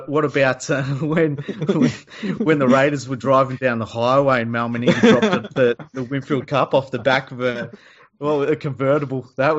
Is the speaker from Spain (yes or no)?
no; Australia; It's like, because we're from Australia, all right?